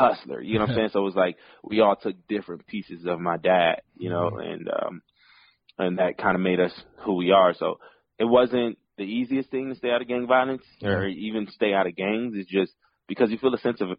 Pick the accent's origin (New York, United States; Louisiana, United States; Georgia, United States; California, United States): California, United States; Pasadena; I'm from Pasadena